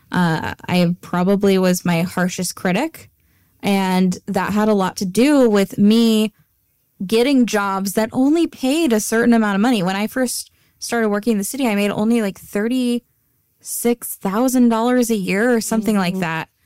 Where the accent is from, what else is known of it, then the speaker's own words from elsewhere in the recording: Antioch, California, United States; growing up in Antioch